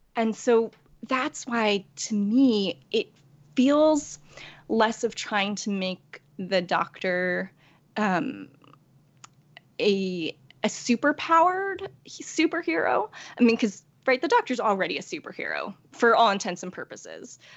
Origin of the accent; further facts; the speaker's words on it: New York, United States; also born or lived in Korea; I was born in Korea and adopted as a baby uh, by white parents in New York. And so I, I really don't know Korea at all